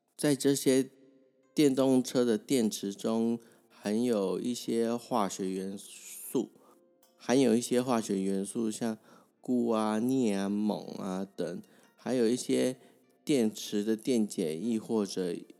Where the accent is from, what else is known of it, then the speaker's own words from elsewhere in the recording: Taiwan; 大家台湾人